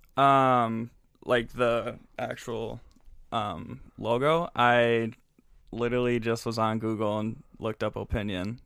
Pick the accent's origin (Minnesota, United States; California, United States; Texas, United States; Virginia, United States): Minnesota, United States; St. Louis Park; I'm from Saint Louis Park, so just down, down the road. Um, went to Saint Louis Park High School